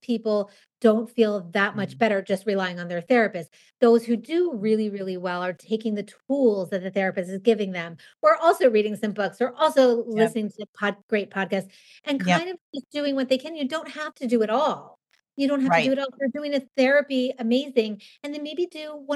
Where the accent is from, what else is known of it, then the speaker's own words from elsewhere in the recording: Southern California, United States; moved away as an adult; also born or lived in Los Angeles; now in New York City, United States; I grew up in Southern California